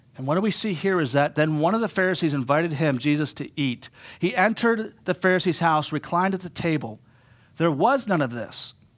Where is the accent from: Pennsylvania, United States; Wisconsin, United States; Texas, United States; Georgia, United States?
Pennsylvania, United States; Pittsburgh; moved away as an adult; also born or lived in East Homer, New York; now in Homer, United States; I'm from Pittsburgh originally.